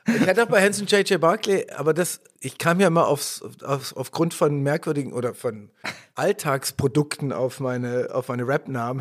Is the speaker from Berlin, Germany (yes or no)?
no; Stuttgart, Baden-Württemberg, Germany; bin ich Stuttgarter Junge, in Stuttgart Süd, Heslach äh, zur Schule gegangen